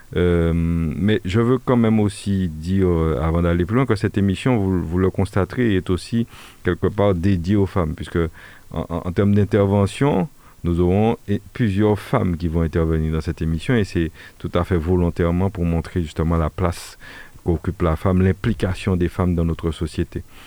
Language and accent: French; Martinique; nous sommes ici en Martinique